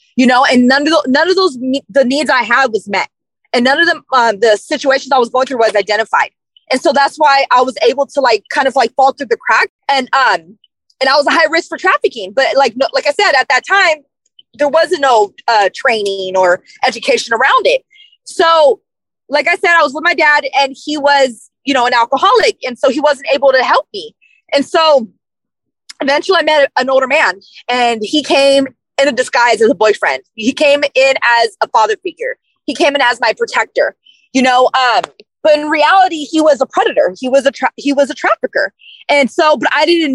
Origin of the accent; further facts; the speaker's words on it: Sacramento, California, United States; also born or lived in San Francisco / San Mateo County; So I was born in San Francisco, but I went to Sacramento, from the age of 4 to 14